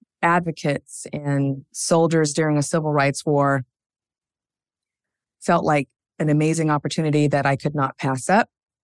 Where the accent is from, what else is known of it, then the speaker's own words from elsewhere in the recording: Spokane, Washington, United States; also born or lived in Seattle; I would say I grew up in Spokane, Washington, in Eastern Washington and Washington State. Home for me is Seattle.